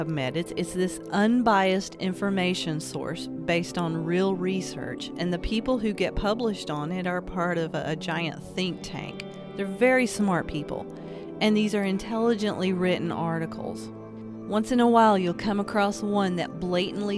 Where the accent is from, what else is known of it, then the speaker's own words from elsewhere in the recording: Appalachia, United States; I'm an Appalachian artist, a storyteller